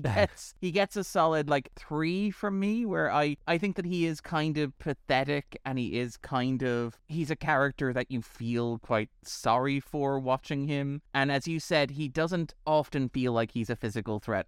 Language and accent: English; Ireland